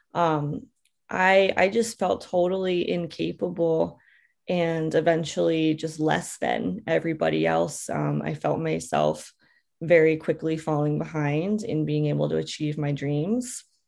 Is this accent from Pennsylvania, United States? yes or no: yes; Bucks County, Pennsylvania, United States; moved away; I grew up in Bucks County, Pennsylvania, in the middle of the forest